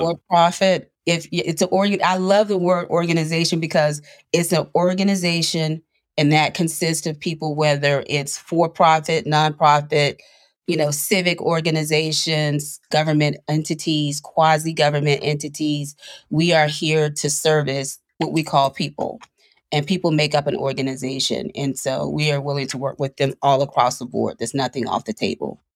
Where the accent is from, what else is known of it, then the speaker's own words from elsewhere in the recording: Panama City, Florida, United States; I was raised in Panama City, Florida